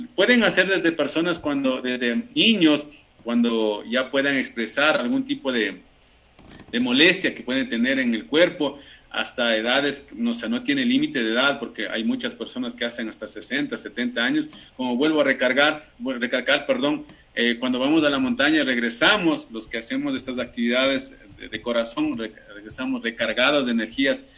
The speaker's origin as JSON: {"language": "Spanish", "country": "Ecuador", "said": "yo soy ecuatoriano"}